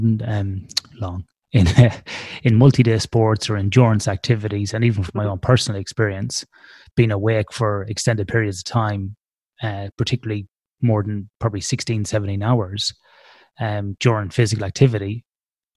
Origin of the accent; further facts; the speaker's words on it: Ireland; I'm Irish